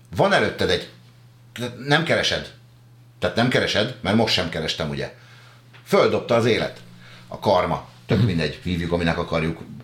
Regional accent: a village near Pest, Hungary; Váfaluban nőttem föl

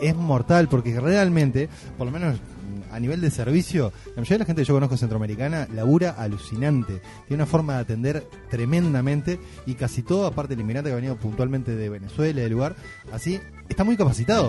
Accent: Uruguay; somos los uruguayos

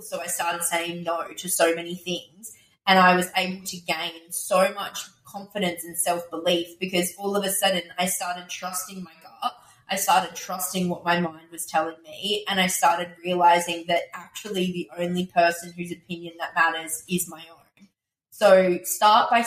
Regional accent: Australia

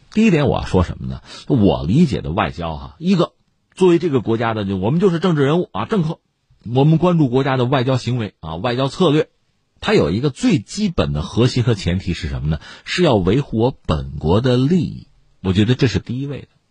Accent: China; 这是我们中国人为人处事的办法

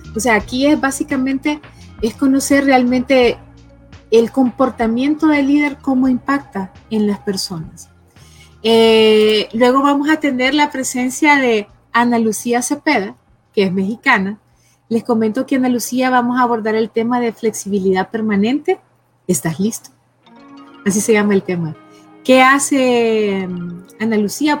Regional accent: Honduras; yo soy hondureña

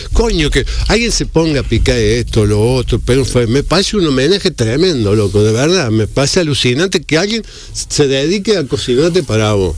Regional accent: Argentina; moved away as an adult; now in Dominican Republic; mi tierra

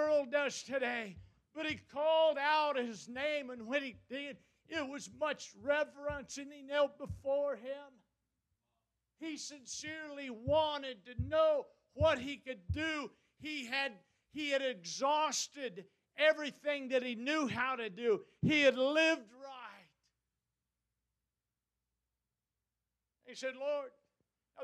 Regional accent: United States; we as American, as Christian Americans

